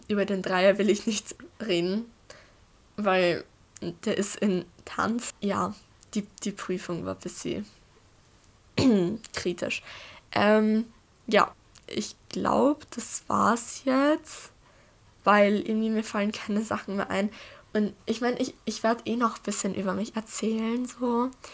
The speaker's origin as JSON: {"language": "German", "country": "Austria", "said": "ich bin 14 Jahre alt und ich komme aus Österreich."}